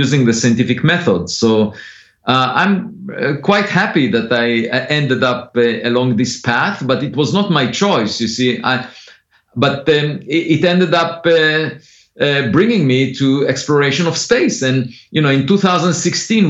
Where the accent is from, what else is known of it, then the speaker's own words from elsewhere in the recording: Israel; moved away; I grew up on a farm. I used to collect eggs every afternoon, and I was mostly interested as a kid in philosophy, in the most fundamental questions. And I used to read philosophy books while driving a tractor to the hills of the village every weekend. And but then I was born in Israel